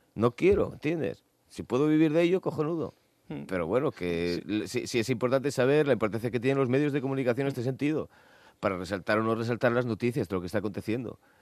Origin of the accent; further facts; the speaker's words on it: Asturias, Spain; éramos asturianos